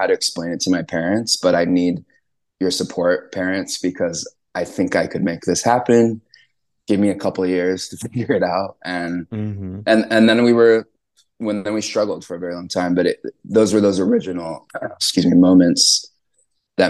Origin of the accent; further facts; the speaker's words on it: Southern California, United States; I grew up in Southern California